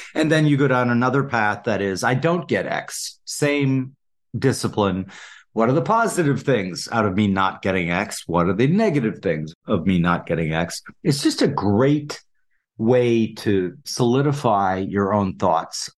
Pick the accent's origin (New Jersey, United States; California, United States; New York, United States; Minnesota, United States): Minnesota, United States; Saint Paul; I grew up in Saint Paul, Minnesota